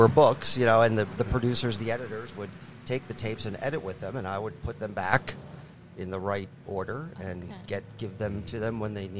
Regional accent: Bucks County, Pennsylvania, United States; moved away as an adult; now in South Bend, United States; I grew up outside of Philadelphia in Bucks County, PA, which is about 40 minutes north of Philadelphia, and went to grade school, high school there

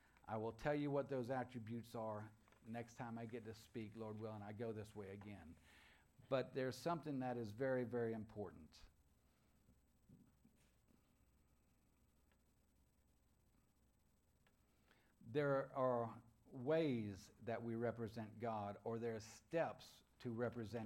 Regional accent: United States; I'm an American

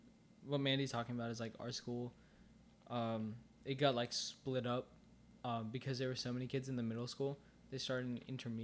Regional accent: Virginia, United States; also born or lived in Minnesota; I was born in Minnesota, and then just, like, when we moved to Virginia

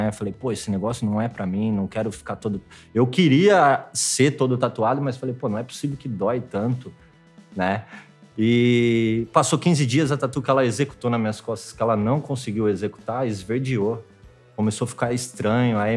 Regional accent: Tirapina, São Paulo, Brazil; now in Rio de Janeiro, Brazil; É, antes de vir pro Rio, eu tava morando em Piracicaba, mas eu ainda sou um pouquinho mais longe, sou de Tirapina, né? 15 mil habitantes

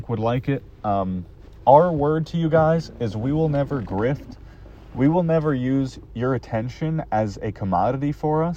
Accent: United States; also born or lived in California; now in New Jersey, United States; growing up in America, we didn't have

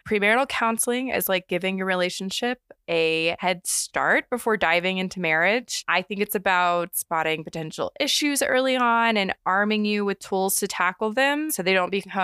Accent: Texas, United States; we grew up in Texas.

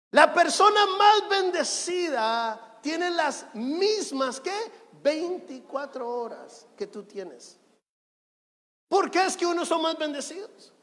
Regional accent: Guatemala; now in Guayaquil, Ecuador; Yo nací en Guatemala

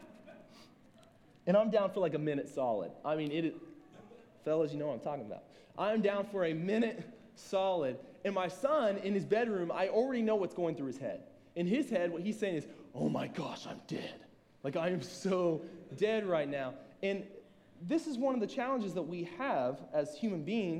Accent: Southern Ohio, United States; I'm from Southern Ohio

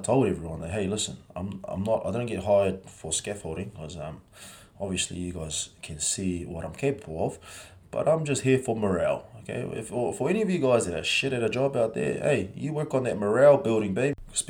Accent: New Zealand; also born or lived in Samoa; I come from New Zealand. I was born in Samoa. We moved over to New Zealand in 1993.

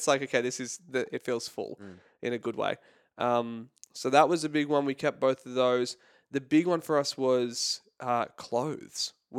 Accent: California, United States; now in Australia; You'd never guess it from my accent. I'm originally from California.

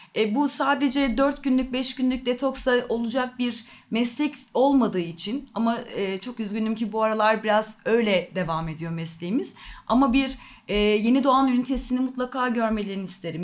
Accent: Ankara, Turkey; 1981 yılında Ankara'da doğdum

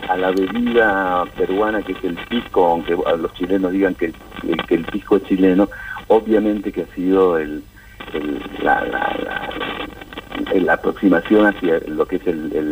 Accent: La Plata, Buenos Aires Province, Argentina; born there; also born or lived in Peru; yo nací en La Plata, en hospital, en el Hospital San Martín de La Plata. Mis abuelos son de la, de la zona de 53 y 22, en la ciudad de La Plata eh, nací allá y, bueno, y volvía como argentino a estudiar en la universidad pública.

